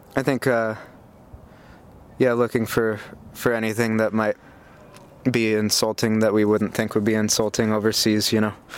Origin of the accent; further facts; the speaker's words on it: United States; moved away; being an American